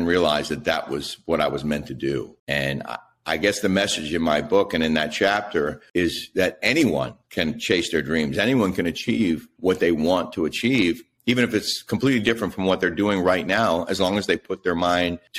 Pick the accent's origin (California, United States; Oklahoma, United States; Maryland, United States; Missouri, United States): Maryland, United States; Silver Spring; also born or lived in Fort Campbell, Kentucky / College Park, Maryland; I grew up in the D.C. area, first in College Park and then Silver Spring